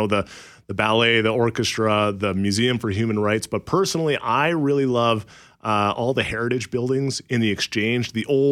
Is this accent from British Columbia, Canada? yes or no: yes; Port Alberni, British Columbia, Canada; also born or lived in Goodsoil, Saskatchewan; now in Manitoba, Canada; I grew up on Vancouver Island in a small town called Port Alberni, but I was actually born in northern Saskatchewan in a small village by the name of Good Soil.